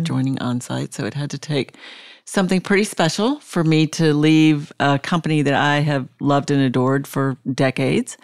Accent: Jackson Hole, Wyoming, United States; moved away as an adult; also born or lived in Colorado / Providence, Rhode Island / Atlanta, Georgia; now in Nashville, United States; I was born in Nashville and grew up in Jackson Hole, Wyoming. Went to high school there.

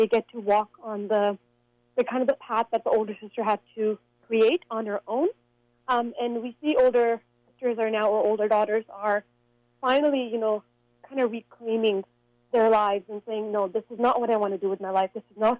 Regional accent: Canada; as a young girl growing up in Canada

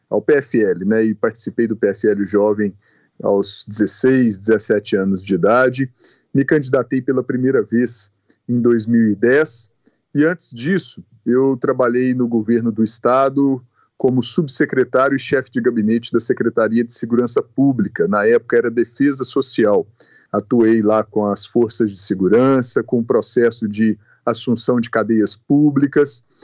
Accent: Passos, Minas Gerais, Brazil; Edilene, eu sou natural de Passos, cidade do sudoeste de Minas, com 115 mil habitantes.

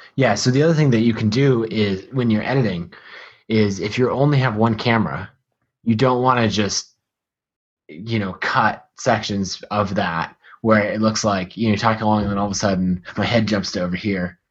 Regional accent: United States; accent: American; my American accent

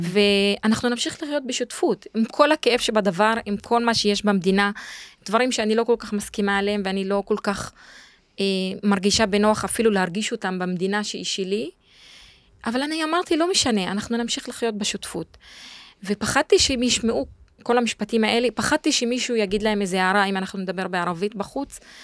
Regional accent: Jadeidi-Makr, Northern District, Israel; moved away; אני גדלתי בצפון, בכפר ג'דיידה, ליד עכו

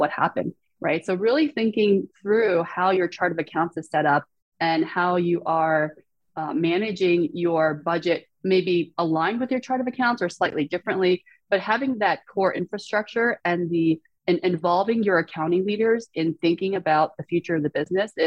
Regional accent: Shanghai, China; moved away; So I was born in Shanghai. I speak, you know, Mandarin Chinese

